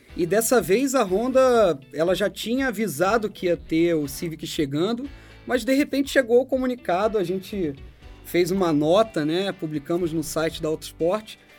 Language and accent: Portuguese; Rio de Janeiro, Brazil; now in São Paulo, Brazil; eu, Panário e o Julião, três cariocas